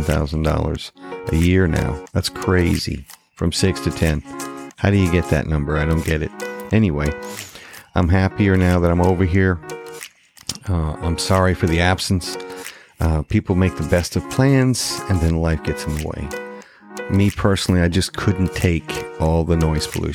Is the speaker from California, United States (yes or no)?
no; Maine, United States; moved away as an adult; also born or lived in Georgetown, Texas; I relocated back to my home state of Maine.